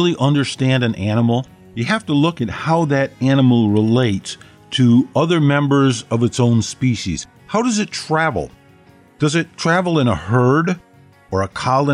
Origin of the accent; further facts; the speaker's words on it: United States; I'm an American mongrel